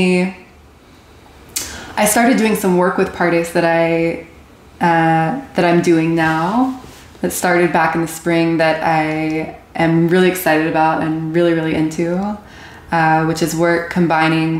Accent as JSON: {"language": "English", "town": "Plano", "region": "Texas", "country": "United States", "tie": "born or raised there", "moved": "as an adult", "lives_now": "Israel", "said": "I grew up here in Plano, Texas"}